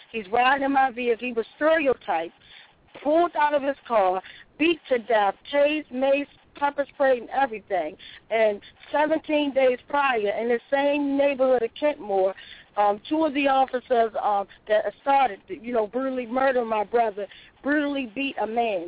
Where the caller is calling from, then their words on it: Baltimore, Maryland, United States; I'm calling from Baltimore